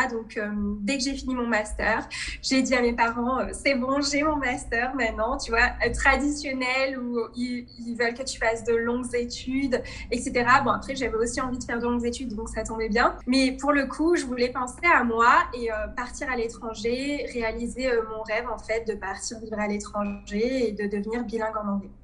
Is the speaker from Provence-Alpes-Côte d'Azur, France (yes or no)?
yes; Provence-Alpes-Côte d'Azur, France; moved away as an adult; also born or lived in Tunisia (ancestry) / Nice; je suis née en France, je suis d'origine tunisienne. Et j'ai vécu en France toute ma vie